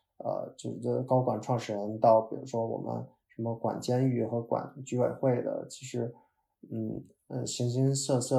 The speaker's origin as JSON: {"language": "Chinese", "region": "North China", "country": "China", "said": "哦哦，不好意思，可能我是北方人，蹲地就是拖拖地。"}